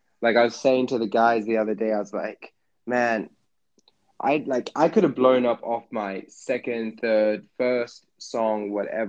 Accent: Jamaica; being Jamaican, I had music in the house all the time

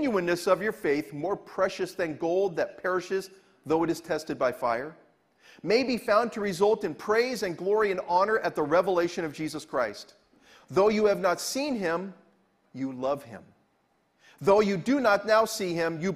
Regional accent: Southern California, United States; also born or lived in Venice, California; As somebody who's born and raised in California and grew up in Southern California

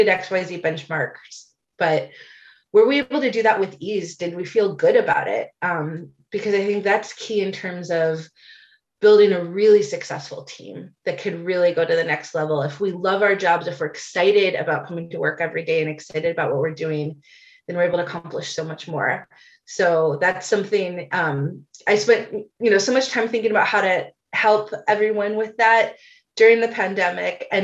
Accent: Chicago, Illinois, United States; I have many wonderful memories of growing up in Chicago

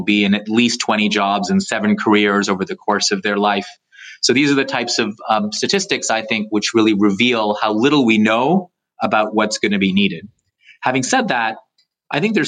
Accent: Canada; I went through JA when I was in high school growing up in Canada.

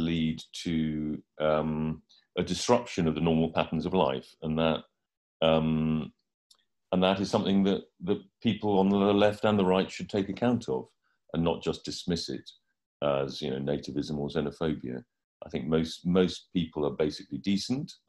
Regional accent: United Kingdom; also born or lived in Hampstead, London; I'm a British journalist and writer.

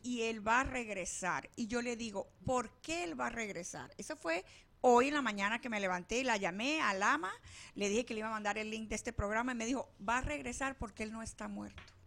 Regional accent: Venezuela; also born or lived in Palestine; now in Arizona, United States; nací en Venezuela

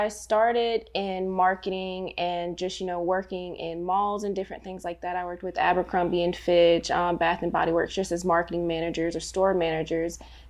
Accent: Fort Benning, Georgia, United States; I am a transplant. Both of my parents were in the military, but they decided to retire here. I have 5 brothers and 2 sisters, and they just all decided to keep us here at Fort Benning, Georgia.

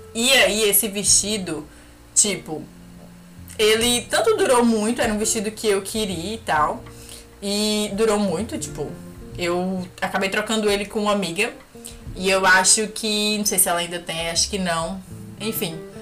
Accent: Brazil; moved away; Falando como brasileira

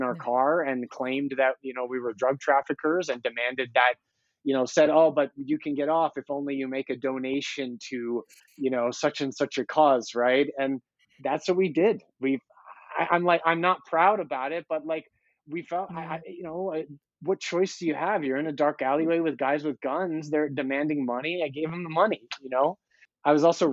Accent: Denver, Colorado, United States; I'm an American, which is, it's a privilege to live in the United States, where like I can walk around my home city of Denver

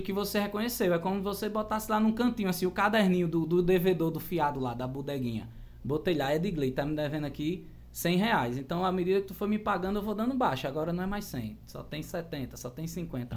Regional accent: Cuitegi, Paraíba, Brazil; E eu sou do, de uma cidadezinha aqui na Paraíba, pequenininha, lá no Brejo, Cuitegi

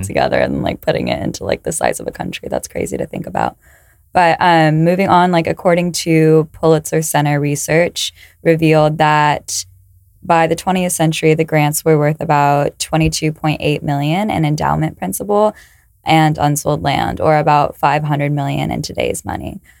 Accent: California, United States; I'm from California

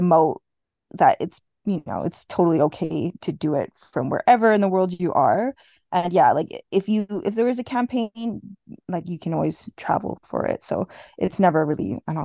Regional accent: Edmonton, Alberta, Canada; I'm from Edmonton.

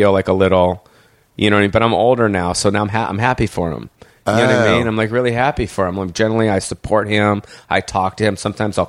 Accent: Los Angeles, California, United States; I grew up on Sunset. I grew up here 40 years, bro.

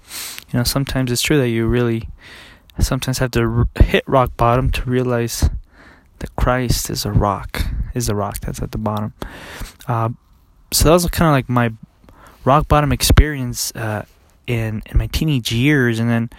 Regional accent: California, United States; Okay, I grew up in, since I was 13, I grew up in California with my father.

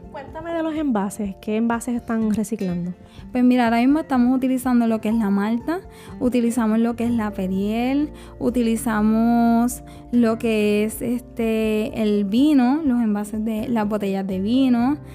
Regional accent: Juana Díaz, Puerto Rico; soy del área de Juana Díaz

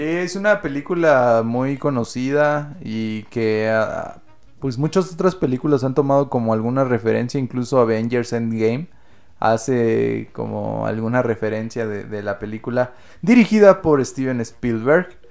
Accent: Mexico; en este país

